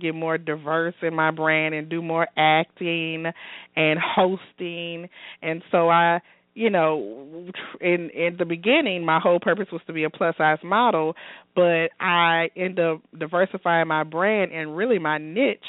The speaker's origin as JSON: {"language": "English", "town": "Baton Rouge", "region": "Louisiana", "country": "United States", "tie": "born or raised there", "also_born_or_lived": "Los Angeles", "moved": "as an adult", "said": "I'm originally from Baton Rouge. That's my hometown"}